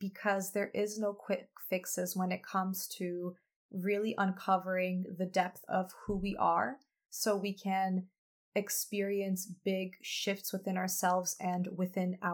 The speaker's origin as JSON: {"language": "English", "country": "United States", "said": "I am a first generation American. By the way, that's a label. And I had the privilege of spending many of my summers growing up in Poland, visiting my family and my grandparents who remain there"}